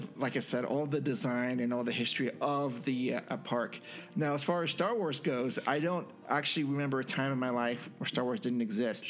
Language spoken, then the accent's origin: English; San Jose, California, United States; We grew up in San Jose